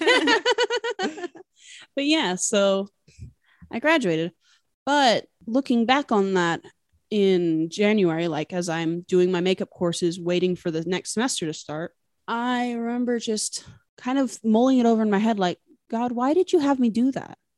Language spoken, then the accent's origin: English; Utah, United States; now in Washington State, United States; I grew up in Utah, but I'm currently living in Washington State